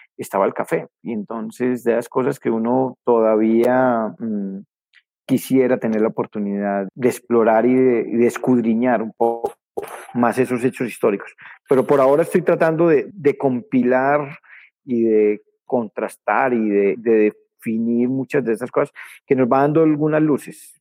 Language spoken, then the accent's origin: Spanish; Colombia; yo soy campesino de la ruralidad cafetera de Colombia